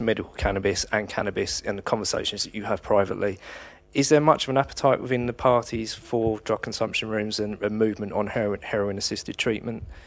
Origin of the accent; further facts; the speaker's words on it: Kent, South East England, United Kingdom; I come from Kent